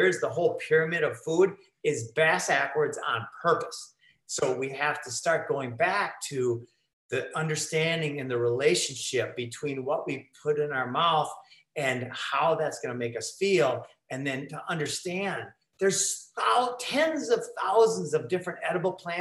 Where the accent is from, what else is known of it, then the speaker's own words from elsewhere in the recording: Minnesota, United States; moved away as an adult; also born or lived in Costa Rica; living in Costa Rica for 12 years, I'm from Minnesota